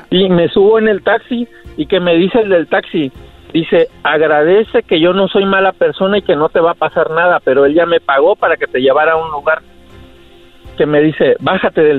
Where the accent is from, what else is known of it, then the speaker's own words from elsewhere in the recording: Guerrero, Mexico; Del estado de Guerrero.